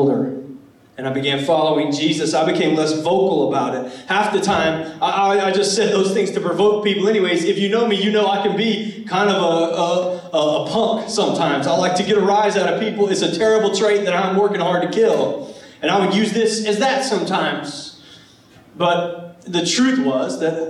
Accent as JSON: {"language": "English", "town": "Charleston", "region": "South Carolina", "country": "United States", "said": "I was from Charleston, South Carolina"}